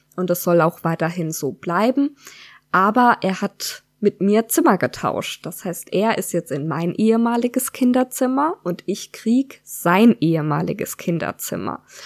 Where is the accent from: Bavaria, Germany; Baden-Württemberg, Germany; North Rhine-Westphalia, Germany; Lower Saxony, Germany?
Baden-Württemberg, Germany; Freiburg; moved away as an adult; now in Odenwald, Germany; Wir kommen beide aus der Gegend um Freiburg, haben uns auch dort kennengelernt